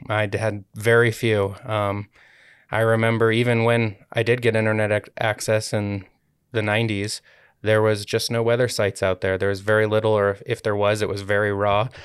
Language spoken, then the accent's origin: English; United States; moved away as an adult; also born or lived in Colorado; now in Utah, United States; I grew up in the Lake Tahoe area